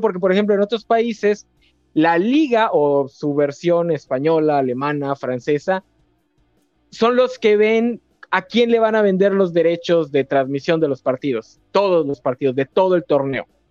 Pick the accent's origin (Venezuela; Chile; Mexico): Mexico; como mexicano estoy empapadito en la cultura pambolera